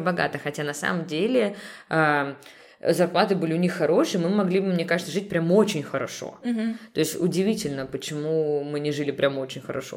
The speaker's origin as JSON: {"language": "Russian", "region": "Leningrad Oblast", "country": "Russia", "tie": "born or raised there", "also_born_or_lived": "Saint Petersburg", "said": "родилась в Санкт-Петербурге, но мои родители решили растить нас за городом. И получается, я росла, м, в небольшом поселке"}